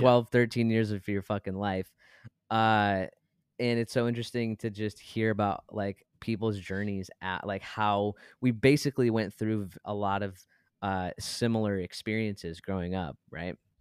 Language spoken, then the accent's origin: English; Brighton, Michigan, United States; we are from Brighton, Michigan